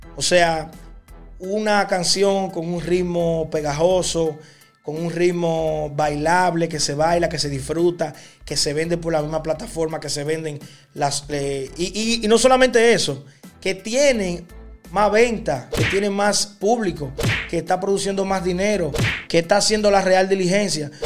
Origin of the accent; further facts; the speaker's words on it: Dominican Republic; mi país, República Dominicana